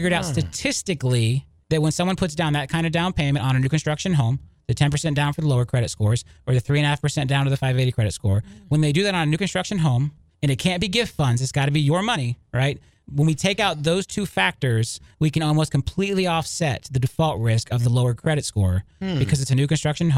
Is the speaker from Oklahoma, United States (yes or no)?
no; Lakeland, Florida, United States; I grew up in Lakeland. I went to high school in Lakeland. You know, Lakeland is my hometown.